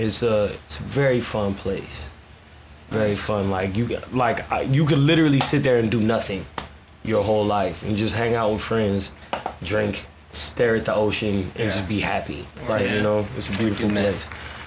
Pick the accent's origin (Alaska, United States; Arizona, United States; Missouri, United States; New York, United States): Missouri, United States; Columbia; also born or lived in New Orleans / Raleigh, North Carolina / Honolulu; No, I'm originally from Missouri, Columbia, Missouri. Shout out to everybody in Como, Mizzou Rock.